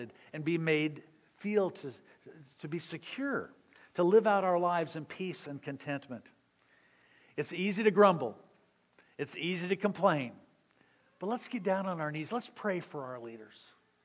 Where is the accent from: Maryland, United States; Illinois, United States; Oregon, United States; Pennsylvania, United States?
Illinois, United States; Southern; moved away; I was growing up in Southern Illinois